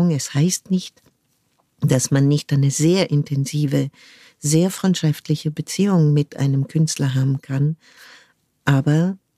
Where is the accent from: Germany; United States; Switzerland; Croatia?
United States; born there; Ähm, ich bin zufällig in den USA geboren, weil mhm. mein Vater dort ein Jahr ähm, sein, sein PJ gemacht hat in einem Krankenhaus dort.